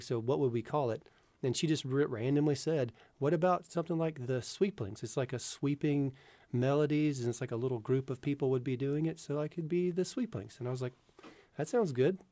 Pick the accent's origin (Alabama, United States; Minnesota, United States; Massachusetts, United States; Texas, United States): Alabama, United States; North; I grew up in the North Alabama area